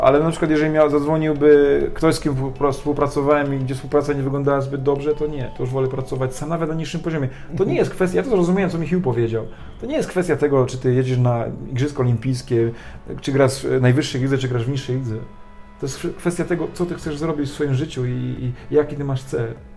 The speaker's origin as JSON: {"language": "Polish", "country": "Poland", "tie": "born or raised there", "also_born_or_lived": "France", "said": "ja wyrosłem na warunkach polskich, to całe tradycje, wszystko to zostało mi wpojone"}